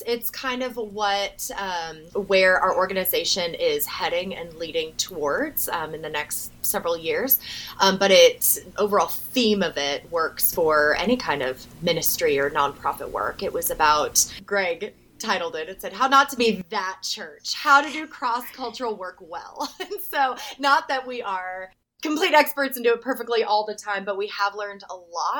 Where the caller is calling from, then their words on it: Tennessee, United States; I am joining you from Northeast Tennessee.